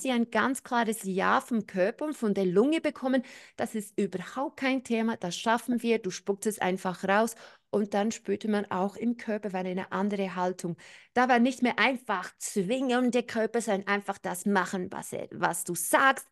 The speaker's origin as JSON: {"language": "German", "country": "New Zealand", "tie": "born or raised there", "moved": "yes", "said": "Ich bin ja in Neuseeland aufgewachsen."}